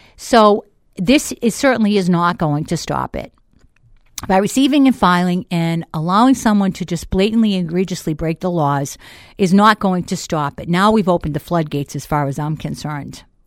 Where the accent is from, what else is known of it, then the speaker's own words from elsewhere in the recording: Boston, Massachusetts, United States; accent: Boston; moved away as an adult; now in Manchester, United States; I'm originally from Boston.